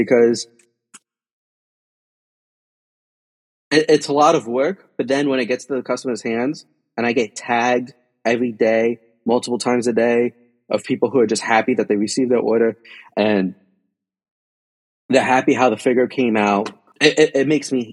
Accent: Union City, New Jersey, United States; I'm a kid from Union City, New Jersey

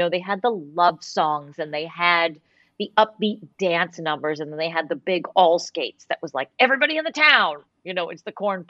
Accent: Boston, Massachusetts, United States; I was raised in Boston on canned goods

